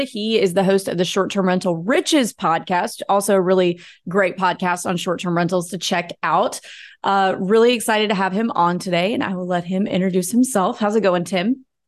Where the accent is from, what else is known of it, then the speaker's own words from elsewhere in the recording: North Mississippi, United States; I grew up in North Mississippi